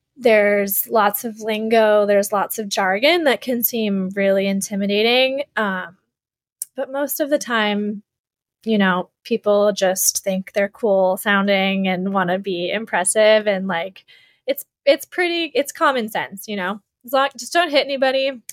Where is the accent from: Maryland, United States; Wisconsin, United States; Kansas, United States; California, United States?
Wisconsin, United States; moved away as an adult; now in Honolulu, United States; growing up in Wisconsin, I, you know, I didn't move to Hawaii until after college